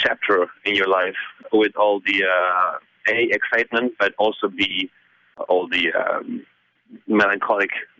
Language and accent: English; Buenos Aires, Argentina; English is a second language; I come from Buenos Aires, and I grew up listening to music that I couldn't understand